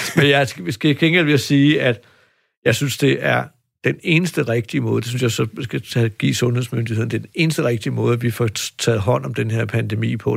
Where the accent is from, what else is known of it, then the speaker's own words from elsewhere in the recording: Denmark; vi som danskere